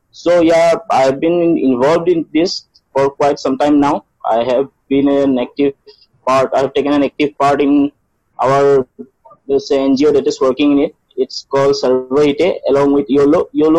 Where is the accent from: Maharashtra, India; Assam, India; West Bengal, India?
Assam, India; Tezpur; I am from Tejpur, Assam.